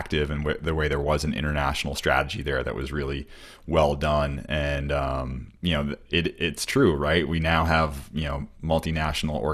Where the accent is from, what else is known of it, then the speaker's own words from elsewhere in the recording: United States; as an American